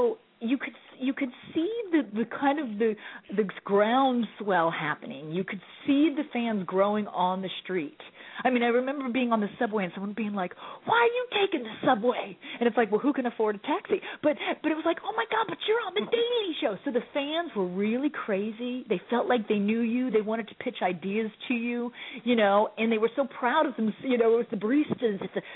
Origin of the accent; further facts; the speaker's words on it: Orlando, Florida, United States; also born or lived in Winter Park; I never lived on Orange Blossom, but I am from Orlando or Winter Park.